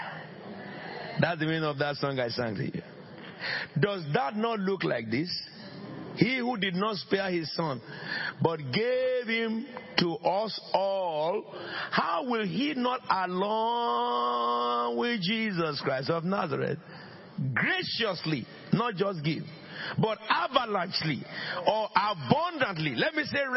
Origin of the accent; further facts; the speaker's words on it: Abeokuta, Ogun State, Nigeria; moved away; I am from under the rock. Abeokuta.